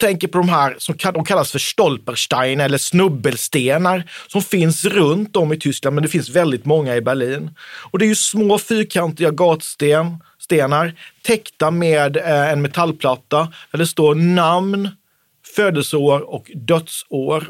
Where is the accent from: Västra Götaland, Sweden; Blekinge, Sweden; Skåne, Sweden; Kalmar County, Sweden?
Kalmar County, Sweden; Oskarshamn; söder om Oskarshamn, där jag kommer ifrån